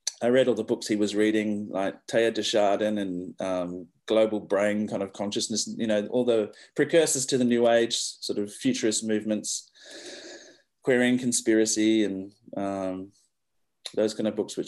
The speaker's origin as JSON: {"language": "English", "region": "Western Australia", "country": "Australia", "tie": "born or raised there", "said": "I grew up here in Western Australia in the hills"}